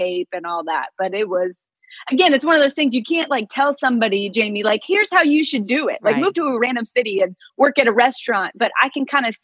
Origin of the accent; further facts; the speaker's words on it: Phoenix, Arizona, United States; I grew up in Phoenix